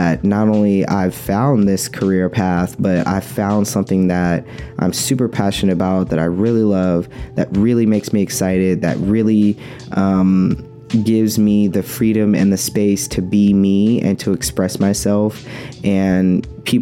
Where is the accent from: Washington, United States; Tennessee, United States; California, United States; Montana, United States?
California, United States; Oakland; I'm from Oakland